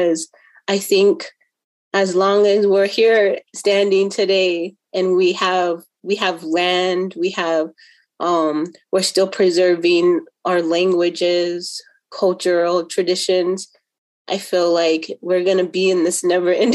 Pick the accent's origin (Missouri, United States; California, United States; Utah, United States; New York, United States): California, United States; Los Angeles; also born or lived in Twin Cities, Minnesota; now in Minneapolis–Saint Paul, United States; I grew up in Los Angeles area. I now make my home in Twin Cities area.